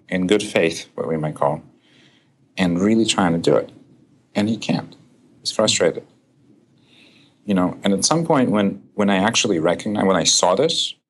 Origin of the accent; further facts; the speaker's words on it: Russia; moved away; I was born and raised in Russia